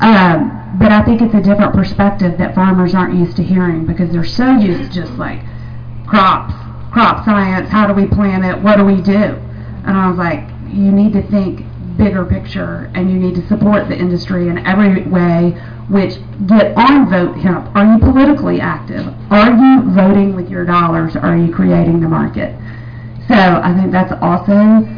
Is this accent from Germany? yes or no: no; Tennessee, United States; now in Phoenix, United States; I'm originally from Tennessee, but now living in Phoenix, Arizona